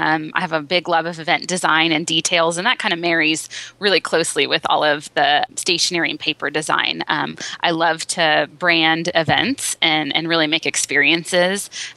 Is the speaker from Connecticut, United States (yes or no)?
no; Las Vegas, Nevada, United States; moved away as an adult; also born or lived in Southern California / Reno, Nevada; now in Nashville, United States; I'm a native of Las Vegas, so I moved back home.